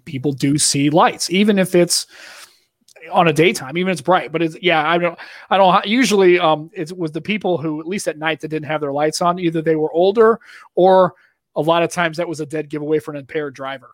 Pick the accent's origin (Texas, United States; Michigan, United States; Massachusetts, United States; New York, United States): Massachusetts, United States; Boston; accent: Boston; that's my Boston accent